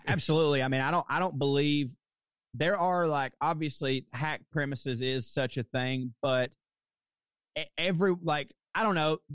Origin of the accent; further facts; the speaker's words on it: the South, United States; moved away; also born or lived in New York; what do people mostly expect of me as being a Southerner